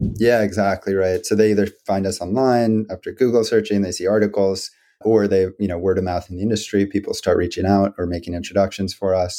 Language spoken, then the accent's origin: English; D.C., District of Columbia, United States; I grew up outside of Washington, D.C., into an entrepreneurial family